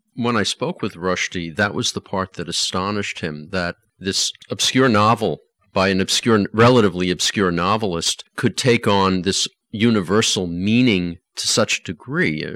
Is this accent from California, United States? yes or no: no; New York City, New York, United States; I grew up in Queens